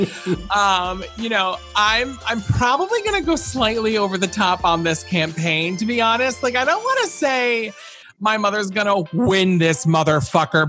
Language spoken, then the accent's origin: English; Round Lake, New York, United States; my hometown where she lived, Round Lake, New York